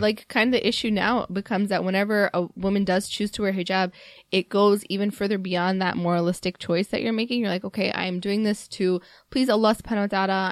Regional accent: Mississippi, United States; now in Chicago, United States; growing up in Mississippi

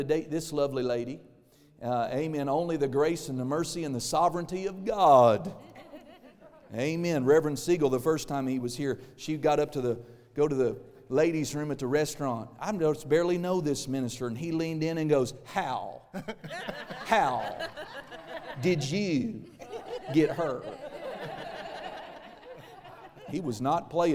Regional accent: Tulsa, Oklahoma, United States; I was born in Tulsa

